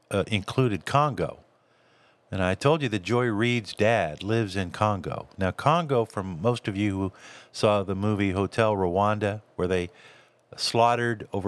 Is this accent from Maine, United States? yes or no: no; California, United States; also born or lived in Texas / Florida; I grew up in Southern California. Uh, I grew up in, in some areas of, of Dallas and Fort Worth, uh, and, and also in um, Florida, South Florida.